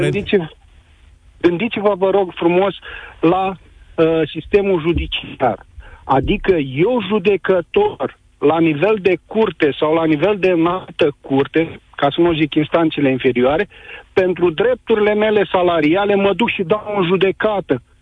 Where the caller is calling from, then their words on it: Timișoara, Timiș County, Romania; Sunt din Timișoara, sunt președinte de sindicat